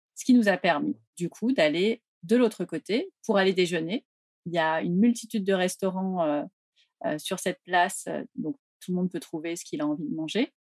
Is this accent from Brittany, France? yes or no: no; Paris, Île-de-France, France; en tant que Parisien